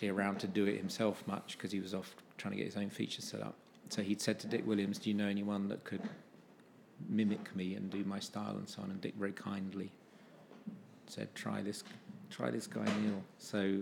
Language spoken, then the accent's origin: English; United Kingdom; being British